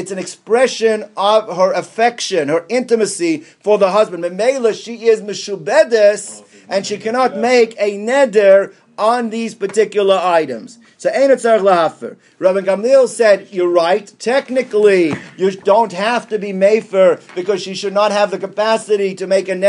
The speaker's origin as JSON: {"language": "English", "town": "Columbus", "region": "Ohio", "country": "United States", "tie": "born or raised there", "said": "when I was growing up in Columbus"}